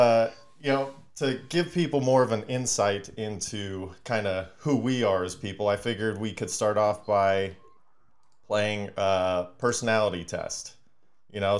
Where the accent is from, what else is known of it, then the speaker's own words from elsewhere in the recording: California, United States; California my whole life